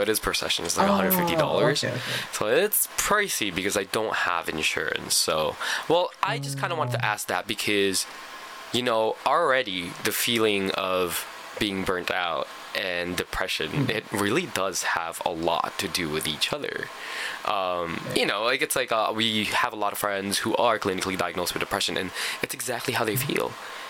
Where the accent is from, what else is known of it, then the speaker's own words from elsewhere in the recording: Canada; this is why I'm really glad I'm from Canada